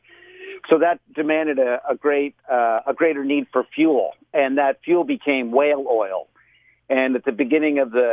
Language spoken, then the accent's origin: English; Florida, United States; moved away; when I was a kid, living in Florida, growing up in Florida in my early childhood years